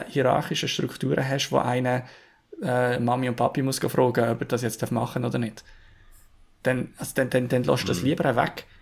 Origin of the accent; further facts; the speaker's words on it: Switzerland; wir uns jetzt hier als Schweizer